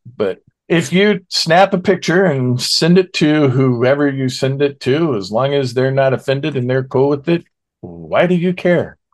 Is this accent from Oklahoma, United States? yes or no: yes; Oklahoma, United States; my home state of Oklahoma